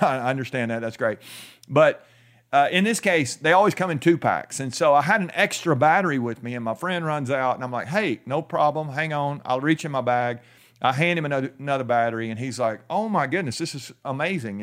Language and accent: English; United States